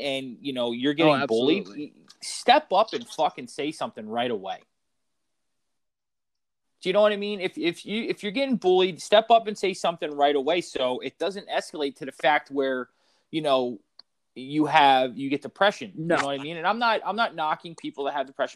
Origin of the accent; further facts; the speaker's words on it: Philadelphia, Pennsylvania, United States; I grew up in Philadelphia being a Flyers fan